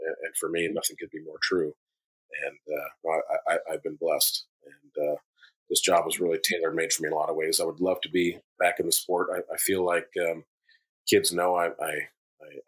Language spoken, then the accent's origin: English; Anchorage, Alaska, United States; Growing up in East Anchorage